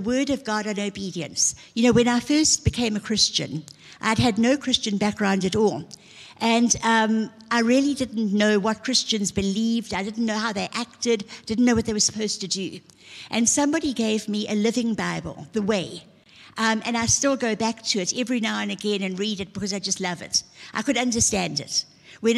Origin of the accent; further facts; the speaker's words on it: Zululand, KwaZulu-Natal, South Africa; I was from Zululand